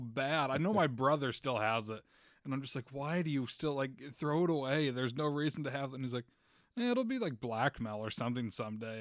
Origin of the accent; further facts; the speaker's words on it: Utah, United States; I grew up in Utah